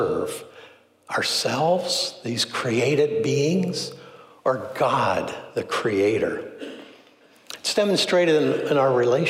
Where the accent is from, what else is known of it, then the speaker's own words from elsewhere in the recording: Philadelphia, Pennsylvania, United States; I was raised in Philly